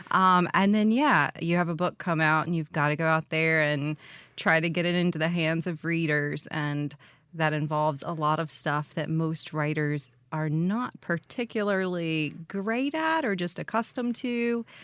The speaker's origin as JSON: {"language": "English", "town": "Jackson", "region": "Mississippi", "country": "United States", "said": "I am. I'm from Jackson, and um, I went to Mississippi State for my undergrad and really have spent just a lot of time in different parts of the state."}